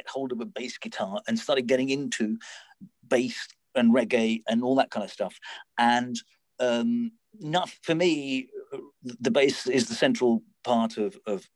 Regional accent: London, United Kingdom; my hometown in Southwest London

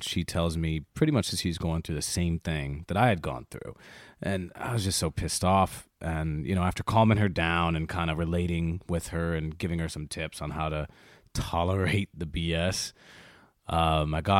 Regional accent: Chicago, Illinois, United States; I was raised in Chicago in the South Side

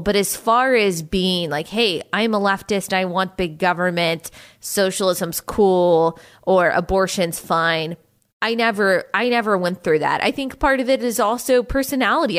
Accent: United States; we are to live in the United States of America

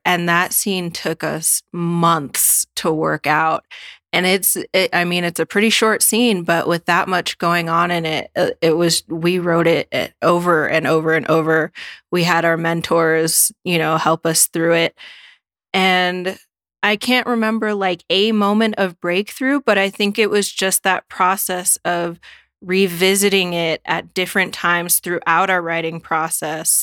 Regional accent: Alaska, United States; now in Washington, United States; I'm from Alaska, living in Washington

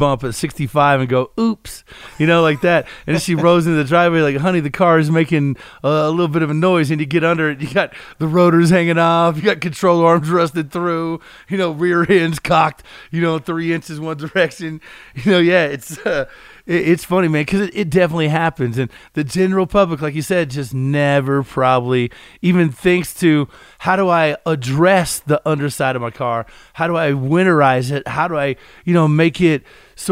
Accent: Kentucky, United States; also born or lived in Florida; now in Colorado, United States; I grew up in Kentucky

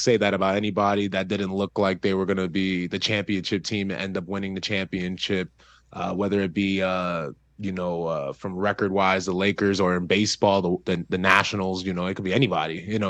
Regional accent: Piscataway, New Jersey, United States; growing up in Jersey

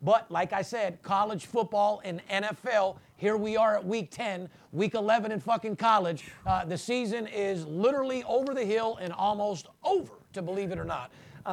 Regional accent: Las Vegas, Nevada, United States; I'm born and raised in Las Vegas

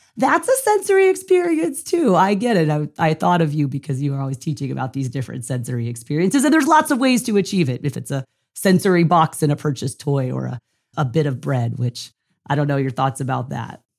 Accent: San Diego, California, United States; I was from San Diego

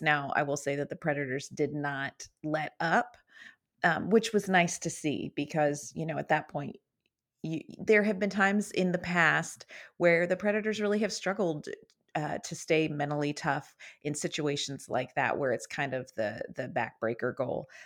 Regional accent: Western Pennsylvania, United States; I grew up in Western Pennsylvania

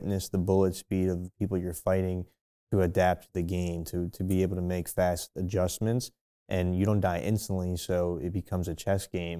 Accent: New Jersey, United States; moved away; also born or lived in Chicago; I was born in Jersey

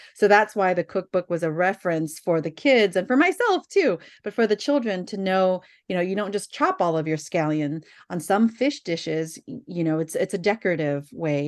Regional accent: Bay Area, California, United States; born and raised in the Bay Area

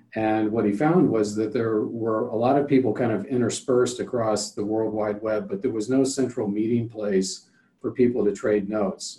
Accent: Cincinnati, Ohio, United States; also born or lived in Cleveland; growing up in Cincinnati during the, the height of the Big Red Machine

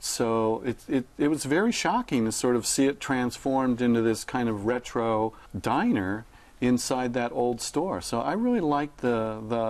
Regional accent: Midwest, United States; I grew up in the Midwest.

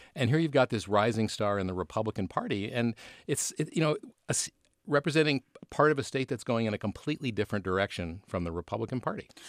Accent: Buffalo, New York, United States; moved away; my hometown, Buffalo. Buffalo, New York

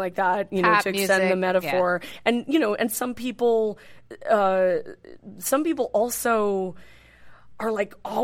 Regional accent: Northern California, United States; moved away as an adult; now in New York City, United States; I grew up in Northern California, mm-hmm. And lived in Northern California most of my life. I've been in New York City for 6 years.

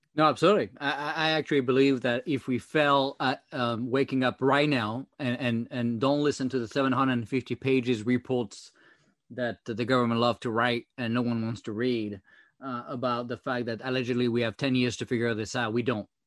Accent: France; accent: French; English is a second language; now in United States; my French accent

